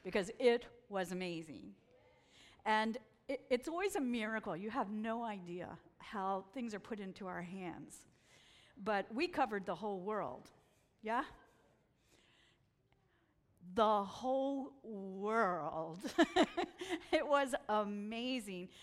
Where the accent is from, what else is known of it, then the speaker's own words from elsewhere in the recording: Washington, District of Columbia, United States; also born or lived in Pennsylvania; I'm from Washington, D.C.